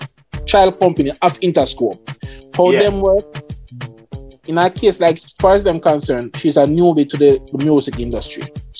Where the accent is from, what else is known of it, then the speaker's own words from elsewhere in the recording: Jamaica; me as a Jamaican